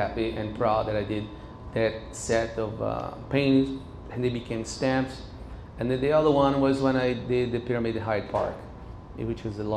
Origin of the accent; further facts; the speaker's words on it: Recife, Pernambuco, Brazil; now in United States; Growing up in Recife